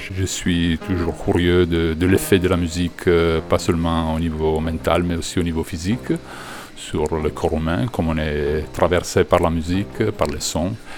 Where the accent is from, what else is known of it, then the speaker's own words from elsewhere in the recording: Italy; on vient de l'Italie